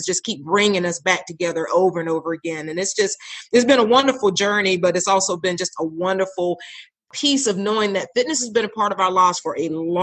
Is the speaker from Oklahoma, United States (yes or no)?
no; Raleigh, North Carolina, United States; I'm actually a Raleigh native. It's like very one in the few, it seems like, most of the time. And I grew up in Raleigh